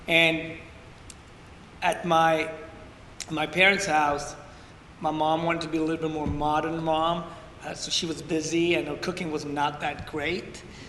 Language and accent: English; Ethiopia; born there; Yeah, I was born in Ethiopia in a tiny village outside the capital, 2 hours outside the capital. I was born in a hut